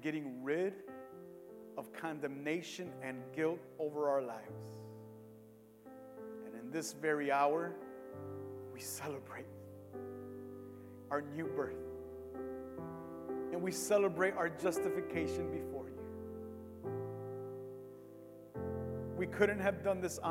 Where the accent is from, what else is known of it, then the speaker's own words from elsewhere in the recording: Cicero, Illinois, United States; I grew up in Cicero my entire life